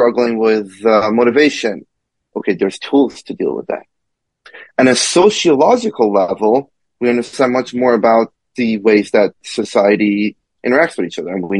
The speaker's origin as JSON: {"language": "English", "region": "Kentucky", "country": "United States", "tie": "born or raised there", "also_born_or_lived": "Iran", "said": "I grew up in the South, and again, I grew up as an immigrant."}